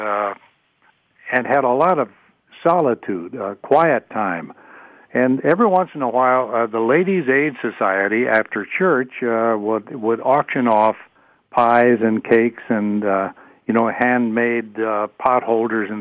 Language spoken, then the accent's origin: English; Montana, United States; moved away; also born or lived in Wolf Point, Montana / Dillon, Montana / Bozeman, Montana; born and raised in Montana, born in Wolf Point in extreme eastern Montana